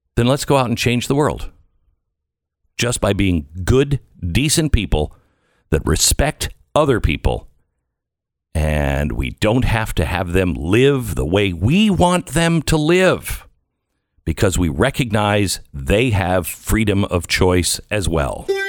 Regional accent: Washington, United States; moved away; I grew up in Washington State

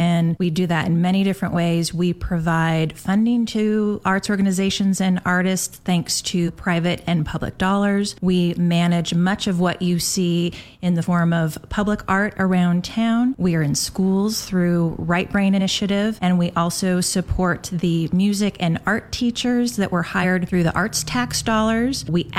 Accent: Portland, Oregon, United States; I grew up in Portland

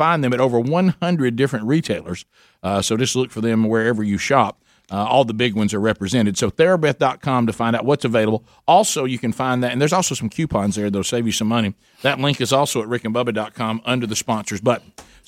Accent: United States; Where we grew up in Calhoun County

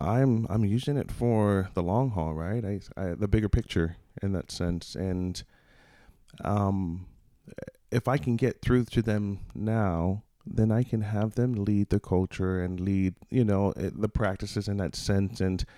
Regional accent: Hawaii, United States; also born or lived in Des Moines, Iowa; now in Banner Elk, United States; I'm from Hawaii, so the mountains, it makes me feel at home. You know, I lived up on a road called Aiea Heights Drive, and that literally was on the mountains overlooking Pearl Harbor.

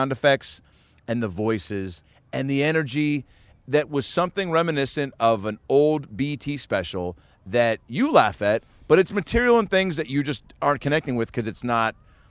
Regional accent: Los Angeles, California, United States; I'm a comedian from Los Angeles. I'm in town for a couple weeks.

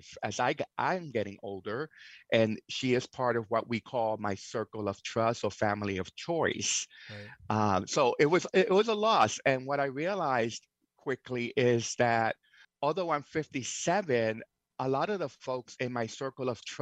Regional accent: New York City, New York, United States; moved away as an adult; also born or lived in Seattle area, Washington; now in Whidbey Island, United States; I was born in New York City, actually in Alphabet City, down in the Lower East Side of Manhattan.

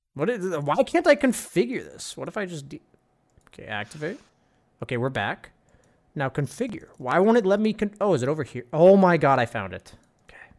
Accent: Arizona, United States; moved away; I grew up in Arizona

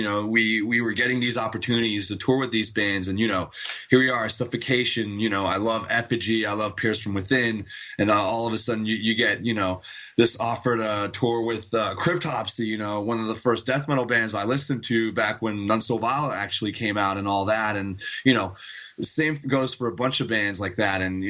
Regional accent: Montreal, Quebec, Canada; I was born in Montreal

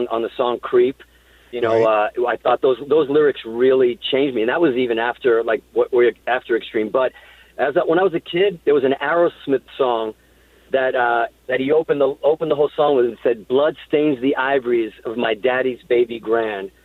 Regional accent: Hudson, Massachusetts, United States; also born or lived in Azores, Portugal; I was born in Portugal on these islands in the Azores, and I moved to Hudson, Massachusetts. And I remember, you know, being a kid in Hudson, Massachusetts

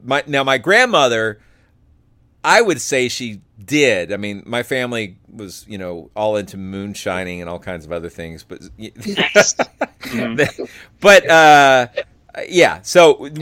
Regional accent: North Georgia mountains, United States; I grew up in the North Georgia mountains

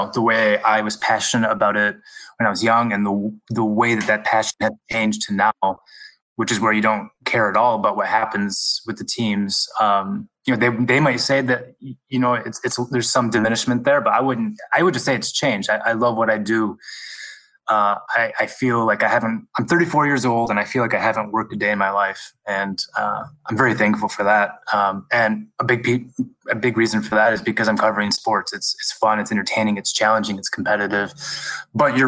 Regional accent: West Michigan, United States; I grew up again in West Michigan

